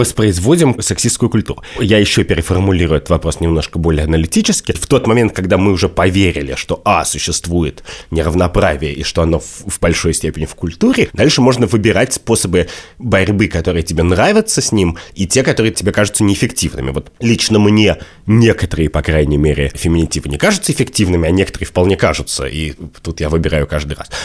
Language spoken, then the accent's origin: Russian; Russia; я вырос, значит, в России конца двадцатого века